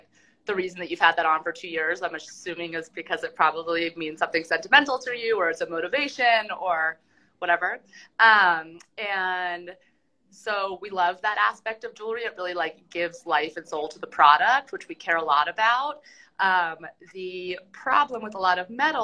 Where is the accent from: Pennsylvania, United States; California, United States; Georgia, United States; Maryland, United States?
Pennsylvania, United States; Philadelphia; moved away; also born or lived in Denver; I'm from Philadelphia originally